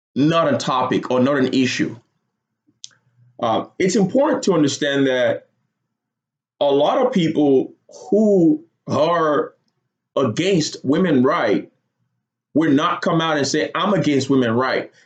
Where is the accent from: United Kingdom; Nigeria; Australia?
Nigeria; Lagos; moved away as an adult; now in United States; I grew up in Lagos, Nigeria. Moved to the United States when I was 18 years old